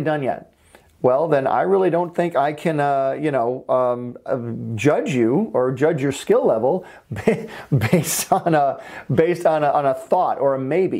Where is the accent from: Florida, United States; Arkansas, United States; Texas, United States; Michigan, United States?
Michigan, United States; moved away as an adult; also born or lived in Valencia, California; now in California, United States; I'm from Michigan